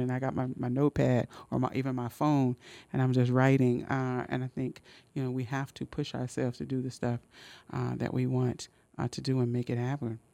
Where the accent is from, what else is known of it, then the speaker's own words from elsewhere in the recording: Oakland, California, United States; moved away as an adult; also born or lived in Richmond, California; now in Sacramento, United States; I grew up in West Oakland, and I just spent hours and hours at the West Oakland Public Library